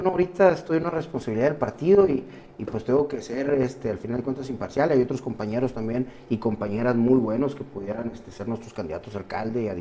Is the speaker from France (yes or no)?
no; Sonora, Mexico; espero y tengo toda la fe como sonorense que sea el mejor gobernador de la historia